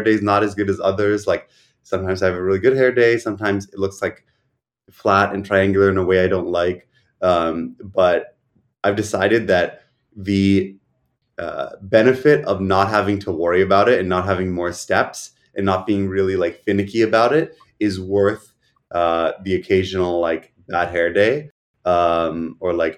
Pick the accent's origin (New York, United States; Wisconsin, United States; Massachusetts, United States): New York, United States; also born or lived in Boston; I grew up here, and I had like a few stints where I lived elsewhere.